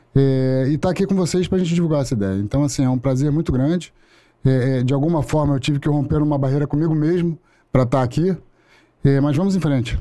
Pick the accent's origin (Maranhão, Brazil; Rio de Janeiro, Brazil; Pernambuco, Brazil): Rio de Janeiro, Brazil; Sou do Rio de Janeiro, é nascido e criado no Meier e logo em seguida para Tijuca